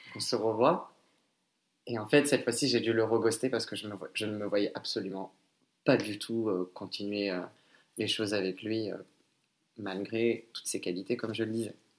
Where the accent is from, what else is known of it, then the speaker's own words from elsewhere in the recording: France; je suis d'origine cambodgienne, mais je suis né et j'ai été élevé en France